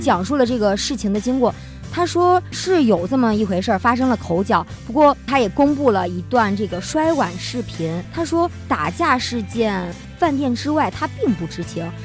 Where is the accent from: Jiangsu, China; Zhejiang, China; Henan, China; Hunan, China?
Henan, China; 我也是河南人